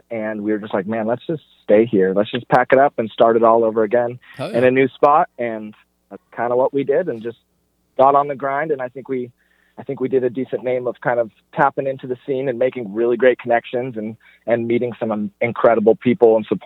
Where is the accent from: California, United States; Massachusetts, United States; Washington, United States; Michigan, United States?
California, United States; Sacramento; born there; I was born in Sacramento. We have family in Sacramento.